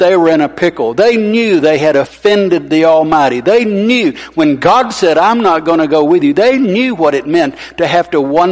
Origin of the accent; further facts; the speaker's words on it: Arab, Alabama, United States; I grew up in Arab